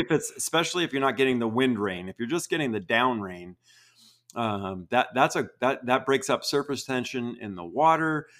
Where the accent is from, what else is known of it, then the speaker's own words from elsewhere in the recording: Vermont, United States; I grew up in Vermont